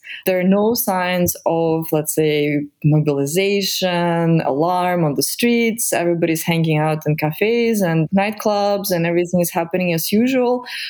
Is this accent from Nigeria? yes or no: no; Kyiv, Ukraine; also born or lived in Colorado, United States / New York, United States; now in United States; I was born in Kiev in mid-80s. I was born and raised here, and then I immigrated to the States